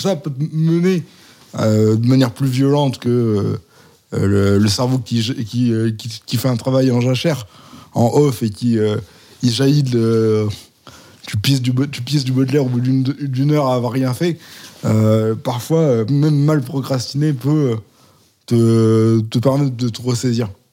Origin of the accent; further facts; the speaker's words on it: Valence, Auvergne-Rhône-Alpes, France; now in Lyon, France; J'ai, j'ai grandi à Valence, dans une maison à étage